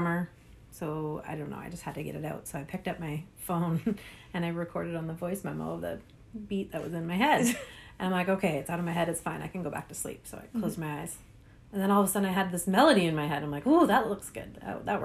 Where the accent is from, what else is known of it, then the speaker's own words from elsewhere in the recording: Prince Edward Island, Canada; now in Comox Valley, Canada; being back east where I was born in Prince Edward Island